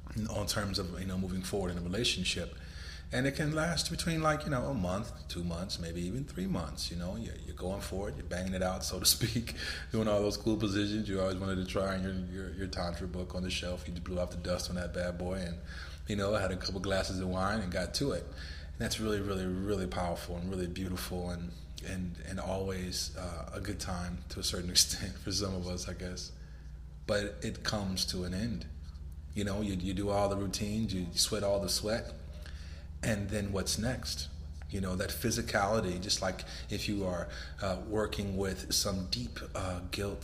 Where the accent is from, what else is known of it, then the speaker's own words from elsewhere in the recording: Los Angeles, California, United States; moved away as an adult; now in Miami Beach, United States; I'm living in Miami Beach, Florida now, and I'm from Los Angeles